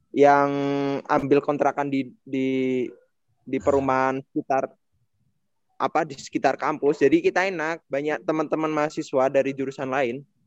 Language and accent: Indonesian; rural Java, Indonesia; moved away; aku Jawa pelosok